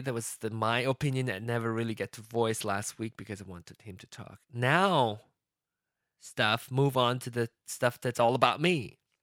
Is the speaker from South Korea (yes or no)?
no; Malaysia; moved away as an adult; now in United States; place of birth is is Malaysia, but my home country is going to be be uh, the U.S.